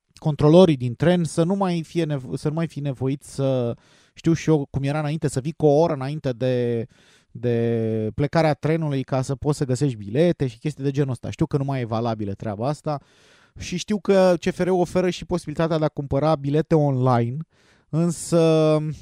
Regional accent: Romania; noi ca români

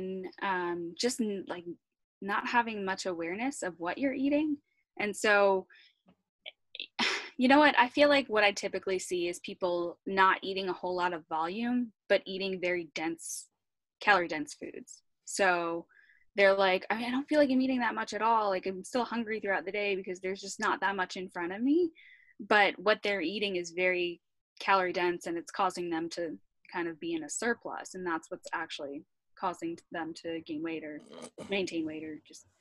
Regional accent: New York, United States; I grew up in New York

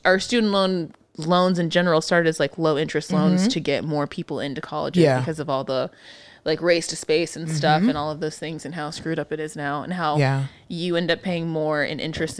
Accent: Texas, United States; we're fucking from Texas

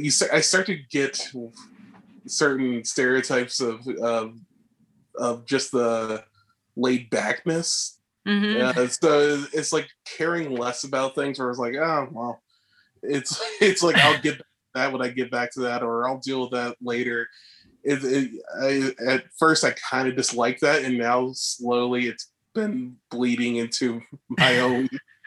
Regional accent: Northeast, United States; it kind of felt like we're both originally from the East, Northeast, and it just felt like we knew that.

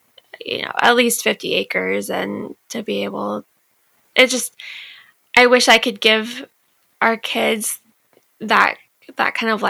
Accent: California, United States; I'm from California.

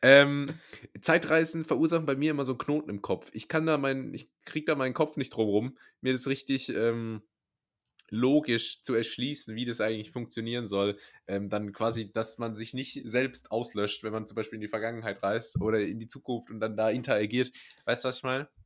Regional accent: Rhineland-Palatinate, Germany; first language German; ich als Pfälzer

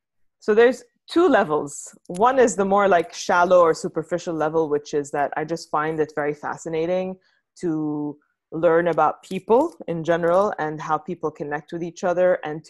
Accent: Beirut, Beirut Governorate, Lebanon; moved away as an adult; also born or lived in London / Dubai / New York; now in California, United States; So I'm from Lebanon originally. I grew up there in Beirut

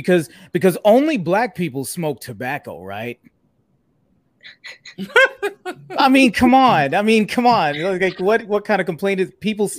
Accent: South DeKalb, Georgia, United States; me and Krista, we grew up in South DeKalb, which has been predominantly Black and very successful for a very long time.

